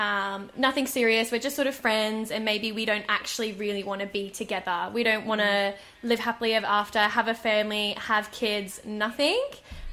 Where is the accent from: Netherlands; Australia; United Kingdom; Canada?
Australia; being a Australian traveller